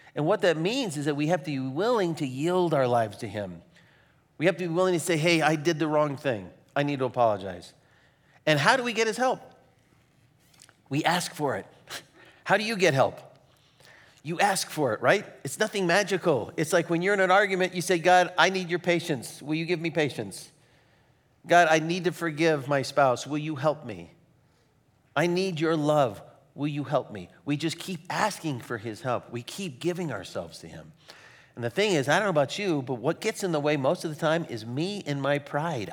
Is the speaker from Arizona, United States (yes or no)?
yes; Phoenix, Arizona, United States; moved away; I grew up in Phoenix, Arizona